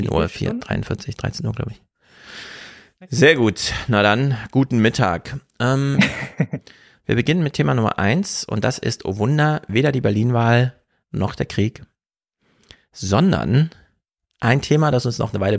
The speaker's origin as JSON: {"language": "German", "region": "East Germany", "country": "Germany", "said": "weil ich komme ja nur aus dem Osten rüber"}